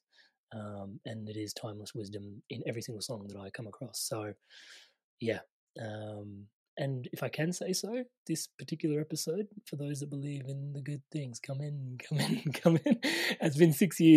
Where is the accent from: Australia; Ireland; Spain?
Australia; I grew up Indian in an Australian culture